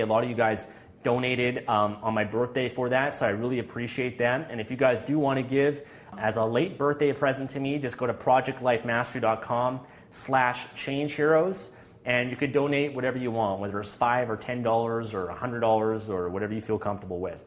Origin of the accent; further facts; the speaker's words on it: Canada; being Canadian